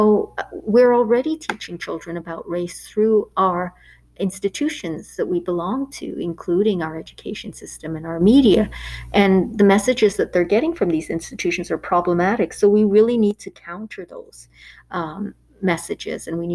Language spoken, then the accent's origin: English; Canada; I grew up in Canada for most of my life